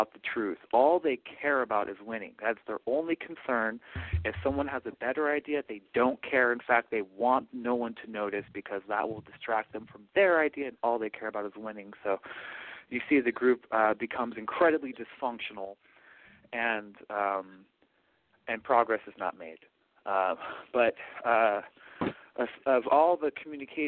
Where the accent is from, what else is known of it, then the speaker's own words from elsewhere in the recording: Portland, Oregon, United States; moved away; I am from Portland, Oregon